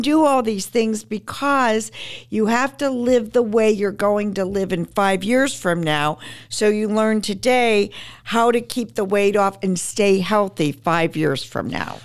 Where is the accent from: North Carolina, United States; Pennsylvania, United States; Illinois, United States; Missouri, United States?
Pennsylvania, United States; Pittsburgh; also born or lived in Manhattan; I'm from Pittsburgh, my husband and I, and so I, we eventually moved back to Pittsburgh